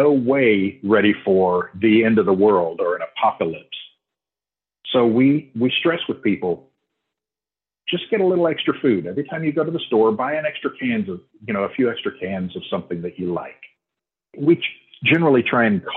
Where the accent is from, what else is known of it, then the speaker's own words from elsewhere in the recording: Houston, Texas, United States; moved away as an adult; now in Oklahoma, United States; I grew up and lived in Houston for 50 years